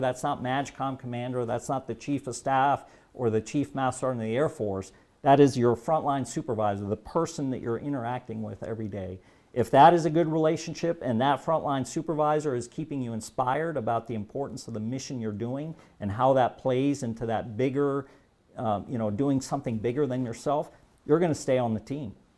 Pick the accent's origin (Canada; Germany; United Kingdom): Germany; moved away; I was born and raised in Germany. So I speak fluent German.